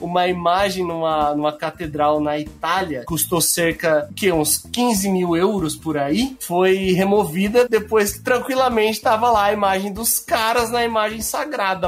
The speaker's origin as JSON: {"language": "Portuguese", "area": "Gaúcho", "region": "Rio Grande do Sul", "country": "Brazil", "said": "Nós que somos gaúchos"}